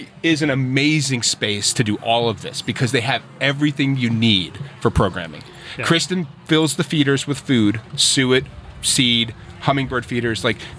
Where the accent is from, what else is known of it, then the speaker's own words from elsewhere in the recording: Kentucky, United States; moved away as an adult; also born or lived in Queens, New York City; I lived in Queens for 2 years, I know. So when I came back to Kentucky, this was just kind of me reconnecting with, like, Kentucky.